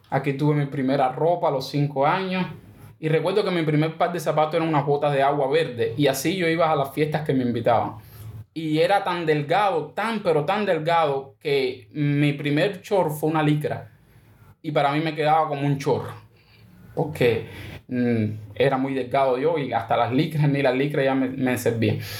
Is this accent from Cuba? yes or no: yes; Pinar del Río, Cuba; also born or lived in Santiago de Cuba; nosotros vivíamos en Santiago de Cuba, yo nací en Santiago de Cuba, y mi mamá se mudó a Pinar del Río.